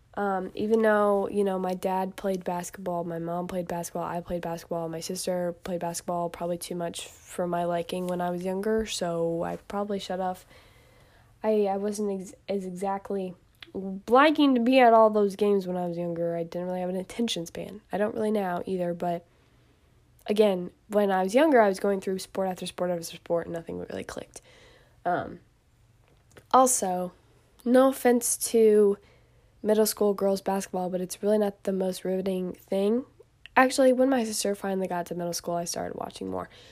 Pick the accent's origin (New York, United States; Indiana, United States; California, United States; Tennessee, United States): Indiana, United States; I am from Indiana